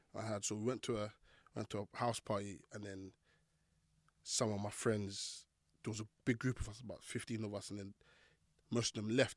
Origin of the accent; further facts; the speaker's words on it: Croydon, London, United Kingdom; Growing up in Fort Neath Croydon, it's not the easiest place to live